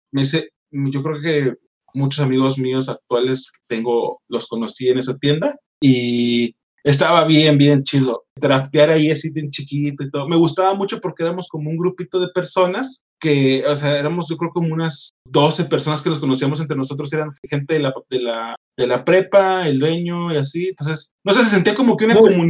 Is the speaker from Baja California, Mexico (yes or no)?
no; Monterrey, Nuevo León, Mexico; now in Querétaro, Mexico; yo soy de Monterrey, Monterrey es muy grande. Yo no, yo tenía 15 años entonces